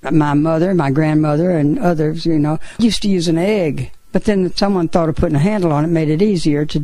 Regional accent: Silver Springs, Florida, United States; I grew up in Silver Springs.

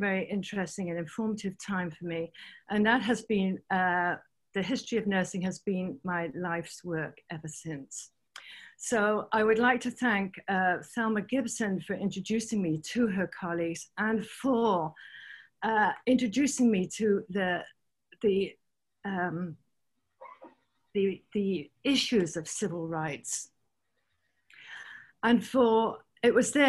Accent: England, United Kingdom; moved away as an adult; also born or lived in London / Vancouver / California / Washington, D.C.; now in Miami, United States; I grew up in England

